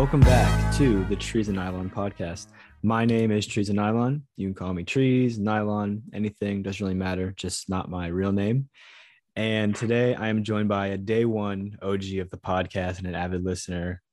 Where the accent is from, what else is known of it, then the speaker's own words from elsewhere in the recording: United States; I'm from America